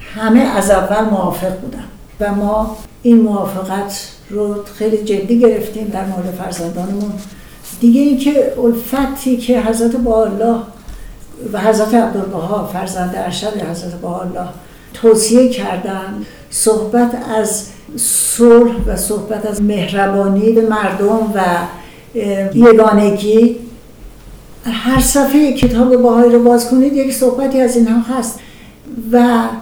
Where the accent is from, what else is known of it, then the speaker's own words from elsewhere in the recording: Iran; moved away; ما افتخار داریم به ملیت خودمون به مملکت خودمون